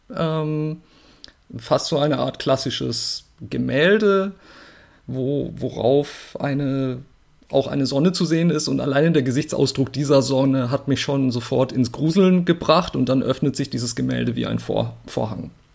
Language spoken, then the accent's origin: German; Murg, Baden-Württemberg, Germany; der Landkreis Walzutingen befindet sich ganz unten im Südwesten an der Schweizer Grenze. Da bin ich aufgewachsen